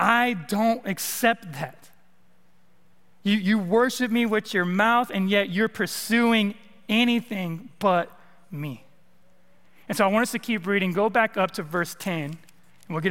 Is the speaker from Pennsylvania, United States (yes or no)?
no; California, United States; moved away as an adult; also born or lived in East Texas; now in Arkansas, United States; I'm from the West Coast, I'm from California.